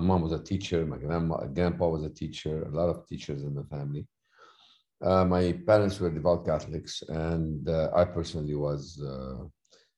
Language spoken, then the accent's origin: English; Lebanon; accent: thick accent; moved away as an adult; also born or lived in United States; now in Beirut, Lebanon; my hometown, which was the second largest town in Lebanon of Christians, was slaughtered